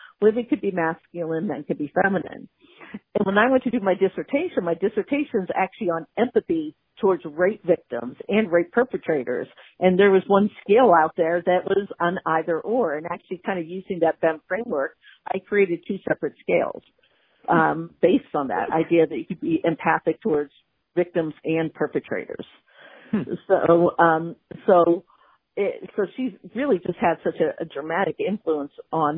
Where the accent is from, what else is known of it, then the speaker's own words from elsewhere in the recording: Pittsburgh, Pennsylvania, United States; I'm from Pittsburgh